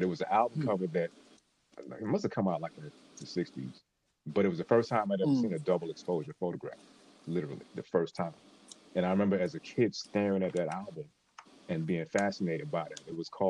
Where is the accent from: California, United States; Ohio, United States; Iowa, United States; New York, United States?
New York, United States; New York City; and I was from Brooklyn.